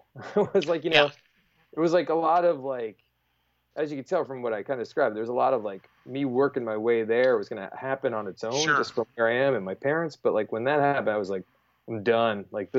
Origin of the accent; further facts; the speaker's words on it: Colts Neck, New Jersey, United States; also born or lived in Staten Island; So I moved, I was in Staten Island and where I was born. And then I moved to New Jersey. I grew up in Colts Neck